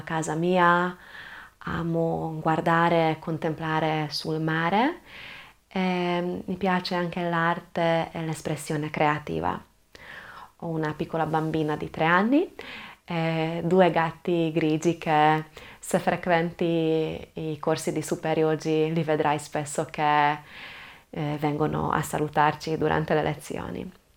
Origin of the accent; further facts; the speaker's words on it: Budapest, Hungary; Italian is a second language; now in Trieste, Italy; sono ungherese, sono nata e cresciuta a Budapest, ma ormai da tanti anni vivo in Italia, vivo proprio a Trieste